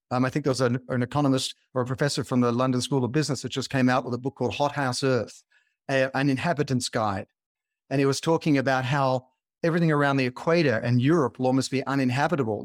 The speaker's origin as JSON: {"language": "English", "country": "Australia", "tie": "born or raised there", "moved": "yes", "lives_now": "California, United States"}